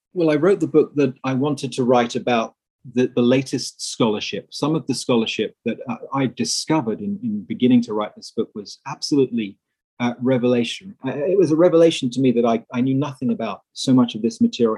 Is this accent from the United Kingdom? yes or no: yes; England, United Kingdom; moved away as an adult; also born or lived in Netherlands; now in United States; I'm originally English, although I now live and work in the USA.